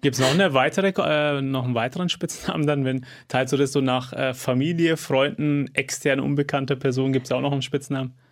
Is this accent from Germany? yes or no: yes; Fürth, Bavaria, Germany; Als gebürtiger Fürther und Kleeblatt-Fan